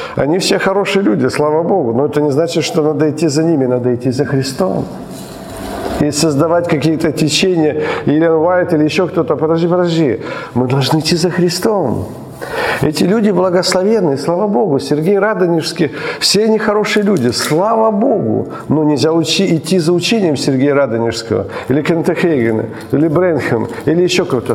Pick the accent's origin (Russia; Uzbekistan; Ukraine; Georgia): Ukraine; мы родились в Украине